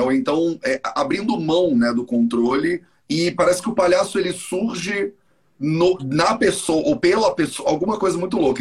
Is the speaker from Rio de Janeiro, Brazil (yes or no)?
yes; Rio de Janeiro, Brazil; moved away as an adult; also born or lived in India; Eu cresci no Rio de Janeiro